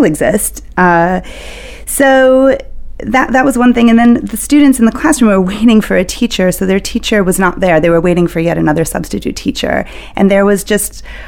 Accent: Chicago, Illinois, United States; I'm originally from Chicago

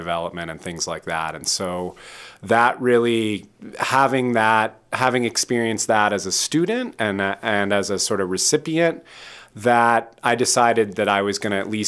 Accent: Midwest, United States; moved away as an adult; also born or lived in Boston; now in Portland, United States; I was raised in the Midwest

